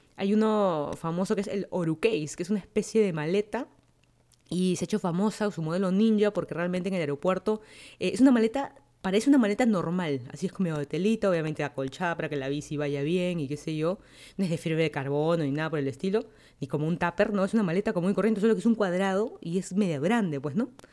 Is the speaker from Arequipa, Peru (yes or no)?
no; Lima, Peru; moved away as an adult; also born or lived in Miami, United States; now in Virginia, United States; yo soy de Lima, Perú. Me mudé a Estados Unidos, puntualmente a Miami, para estudiar mi maestría